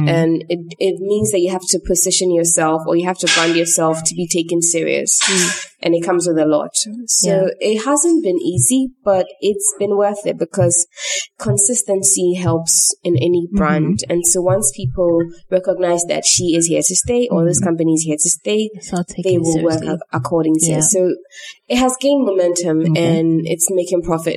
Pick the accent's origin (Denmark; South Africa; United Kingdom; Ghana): Ghana; I live in Ghana. People resonate with what I do as a Ghanaian